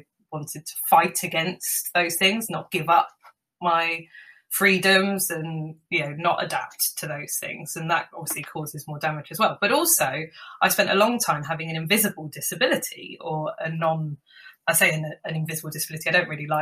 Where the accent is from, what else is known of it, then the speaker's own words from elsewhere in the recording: London, United Kingdom; I'm a Londoner